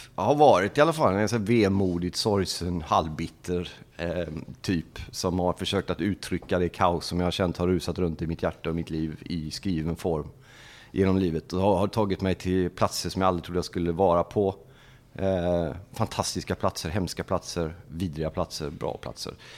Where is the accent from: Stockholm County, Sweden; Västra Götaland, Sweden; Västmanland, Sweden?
Västra Götaland, Sweden; Gothenburg; moved away as an adult; now in Norrköping, Sweden; uppväxt i Angered, Lövgärdet, i en förort i Göteborg. Flyttade in till stan när jag var 12